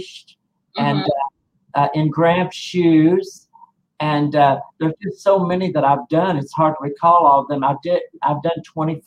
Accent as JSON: {"language": "English", "town": "Corydon", "region": "Indiana", "country": "United States", "said": "I'm from Corydon, Indiana, which is about 22 miles northwest of Louisville, Kentucky"}